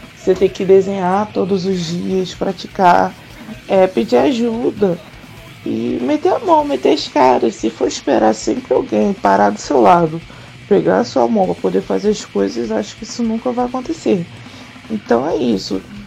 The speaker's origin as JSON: {"language": "Portuguese", "region": "Rio de Janeiro", "country": "Brazil", "said": "Eu sou do Rio de Janeiro e eu rodo o Brasil todo tatuando"}